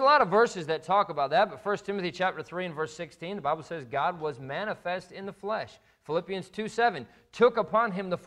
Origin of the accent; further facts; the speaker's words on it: just outside of Notre Dame, Indiana, United States; we grew up just outside of Notre Dame